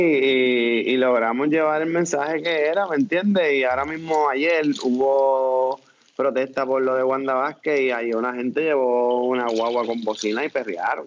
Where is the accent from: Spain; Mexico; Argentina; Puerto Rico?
Puerto Rico